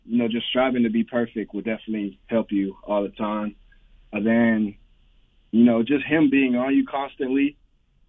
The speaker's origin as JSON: {"language": "English", "region": "Florida", "country": "United States", "tie": "born or raised there", "said": "I'm from Florida. I've been from Florida all my life, and I've lived here all my life"}